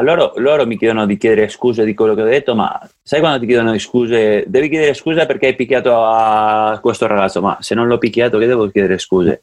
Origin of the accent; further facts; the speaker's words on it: Andorra; il mio paese